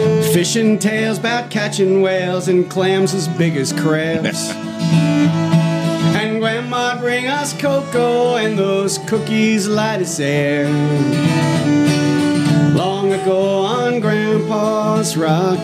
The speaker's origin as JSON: {"language": "English", "town": "Lake Ronkonkoma", "region": "New York", "country": "United States", "tie": "born or raised there", "also_born_or_lived": "Astoria, Queens / Northwest New Jersey", "moved": "as an adult", "lives_now": "Winchester, United States", "said": "I lived in a place called Lake Ronkonkoma on Long Island"}